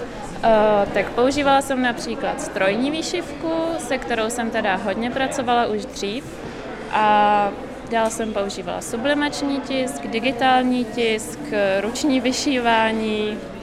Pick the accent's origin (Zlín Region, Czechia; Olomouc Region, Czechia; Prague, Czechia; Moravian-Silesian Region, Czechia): Prague, Czechia; also born or lived in Liberec; já pocházím z Prahy původně